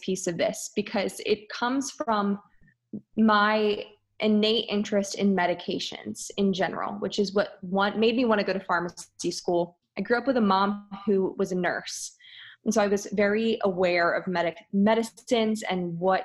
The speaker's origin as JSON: {"language": "English", "town": "Philadelphia", "region": "Pennsylvania", "country": "United States", "tie": "born or raised there", "also_born_or_lived": "Michigan / Virginia", "said": "I grew up outside of Philadelphia and I really never moved. I was here in a suburban Philadelphia for my entire life"}